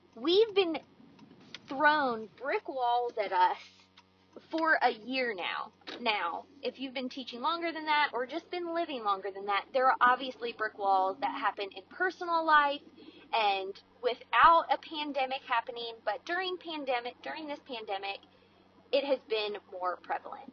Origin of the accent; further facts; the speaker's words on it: Maryland, United States; now in Georgia, United States; I grew up in Maryland